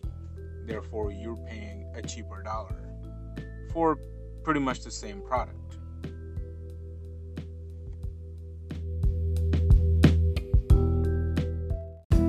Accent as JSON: {"language": "English", "country": "Pakistan", "moved": "yes", "lives_now": "United States", "said": "I immigrated from Pakistan to the United States in 2003."}